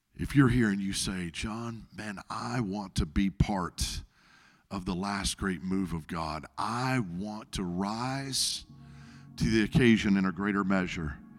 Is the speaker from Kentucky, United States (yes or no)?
no; Arkansas, United States; in Arkansas, my home state